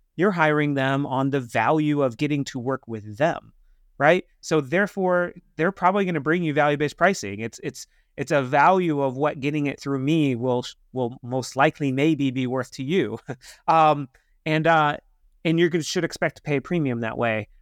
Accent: Kansas, United States; I'm from Kansas

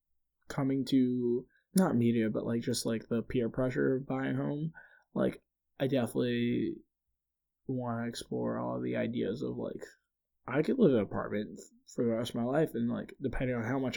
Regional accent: Philadelphia, Pennsylvania, United States; walking through Philly and realizing like, hey, I used to, the area I grew up in Philly versus like where I live now is so drastically different in terms of outcomes.

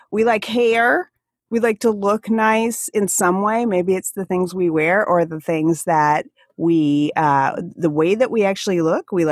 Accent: Alaska, United States; accent: Alaskan; I can feel my Alaskan accent come out a little bit when I speak with you

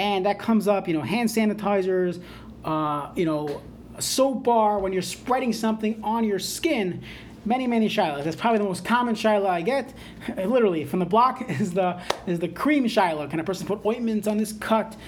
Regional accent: New York, United States; moved away; I was growing up in New York

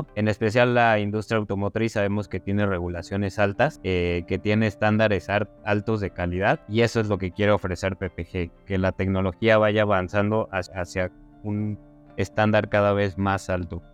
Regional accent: Mexico

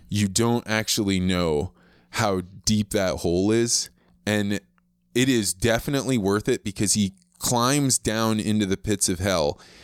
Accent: Eureka, Illinois, United States; moved away; I grew up in Eureka, Illinois.

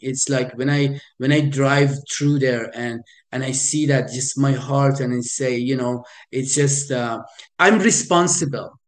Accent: Iran; moved away; I am originally from Iran. I was born in in Iran

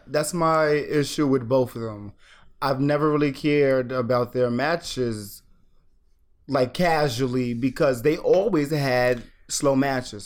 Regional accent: United States; as an American

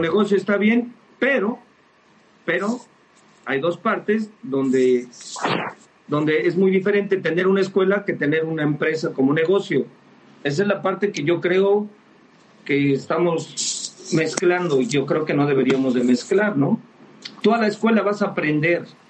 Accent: Mexico; somos mexicanos

